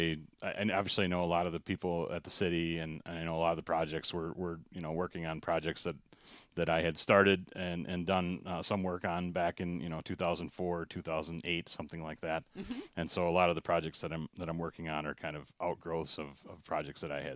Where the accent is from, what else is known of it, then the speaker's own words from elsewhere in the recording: Menomonie, Wisconsin, United States; I'm a Menomonie, born and raised in Menomonie. I was born in the old hospital up on Hospital Hill before Myrtle Worth and then now Mayo system. I went to East School.